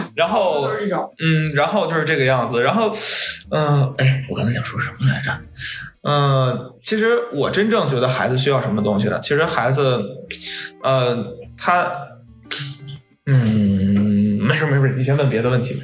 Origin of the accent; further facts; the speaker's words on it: Yunnan, China; 我是云南人